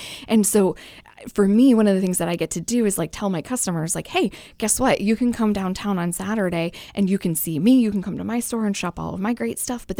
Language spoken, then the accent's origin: English; Londonderry, New Hampshire, United States; also born or lived in Concord / Virginia; So I was born in Concord, lived in Virginia for a few years when I was a kid, and then moved back to New Hampshire in fifth grade.